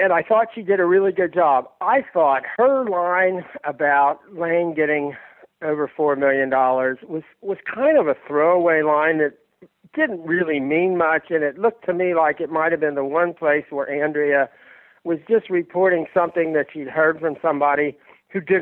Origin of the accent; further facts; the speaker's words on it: Kentucky, United States; I grew up in Kentucky